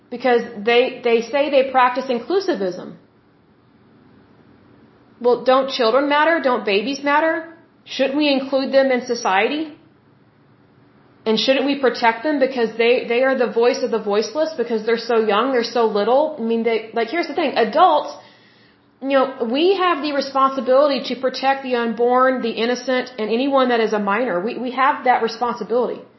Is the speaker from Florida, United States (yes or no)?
no; Oklahoma, United States; I'm from Oklahoma, which is the Bible Belt.